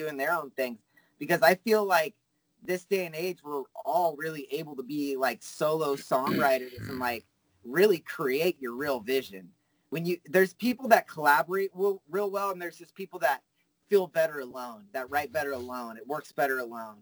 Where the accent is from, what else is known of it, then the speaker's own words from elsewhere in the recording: Fresno, California, United States; I'm from Fresno where nothing cool happens